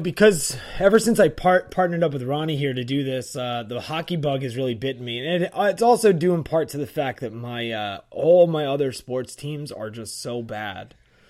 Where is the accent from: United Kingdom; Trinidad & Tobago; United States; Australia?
United States; New Jersey; now in Virginia Beach, United States; my wife is from New Jersey, I'm from New Jersey, and we just really miss the Northeast.